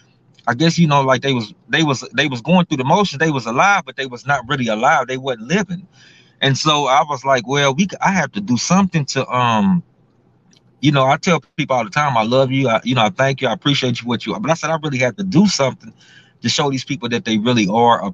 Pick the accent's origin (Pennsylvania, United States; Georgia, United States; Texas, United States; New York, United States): Texas, United States; Houston; I grew up in Houston, Texas, the old Third Ward, Houston, Texas